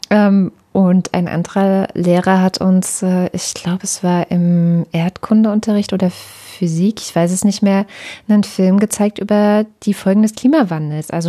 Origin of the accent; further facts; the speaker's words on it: Baden-Württemberg, Germany; ich komme ja aus der Provinz, deswegen traue ich mich auch sowas zu sagen äh, und, und äh, weil ich selber weiß, was, was damit gemeint ist. Und wo ich zur Schule gegangen bin, ich habe äh, schon so ein bisschen erzählt an Baden-Württemberg, es war halt eher so ein kleineres äh, Kaff